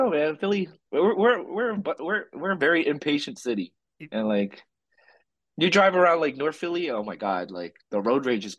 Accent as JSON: {"language": "English", "country": "Philippines", "said": "I'm like the least Filipino person you could probably think of, but I'm very proud of being Filipino."}